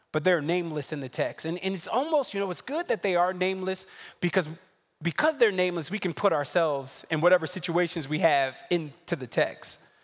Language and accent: English; New York City, New York, United States; I'm from Brooklyn.